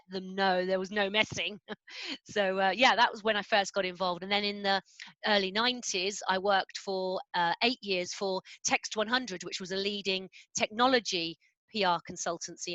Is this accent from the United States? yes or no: no; London, United Kingdom; now in Tunbridge Wells, United Kingdom; I'm a Londoner. I grew up in North London.